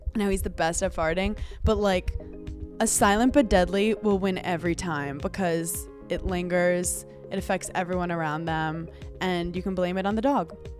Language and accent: English; New York City, New York, United States; moved away; I'm from Brooklyn, and I'm, like, Italian